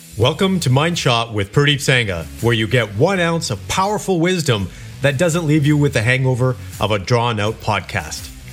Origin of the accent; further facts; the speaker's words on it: Kelowna, British Columbia, Canada; moved away; I went back to my hometown, Kelowna, British Columbia, several weeks ago.